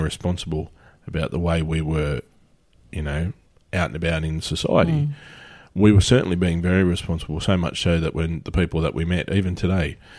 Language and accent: English; Australia; everyone knows we're Australian